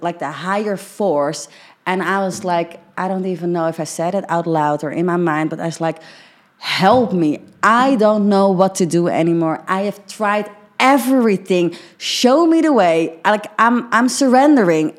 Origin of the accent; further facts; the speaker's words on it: Netherlands; i'm dutch as hell